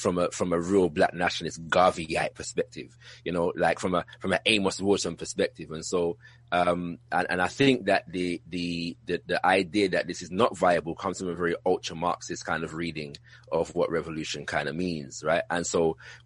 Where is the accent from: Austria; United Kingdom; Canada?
United Kingdom; if you couldn't tell from my accent, I'm from the UK.